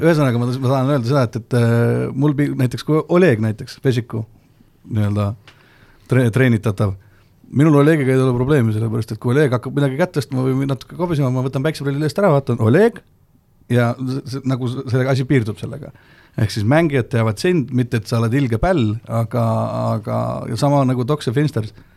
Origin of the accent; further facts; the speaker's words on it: near Rakvere, Lääne-Viru County, Estonia; also born or lived in Tallinn (born, Pelgulinna hospital); ma olen küll nii-öelda sama kant sealt äh, Rakvere lähedalt, aga, aga ma olen sündinud Pelgulinna haiglas